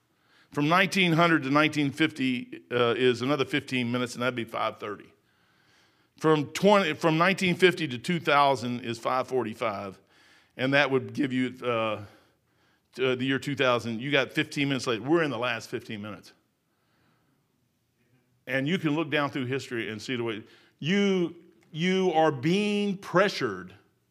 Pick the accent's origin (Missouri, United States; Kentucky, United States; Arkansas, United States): Kentucky, United States; Louisville; And I've been at Salt River, was where I was raised at in Louisville, Kentucky. I was in Bullitt County.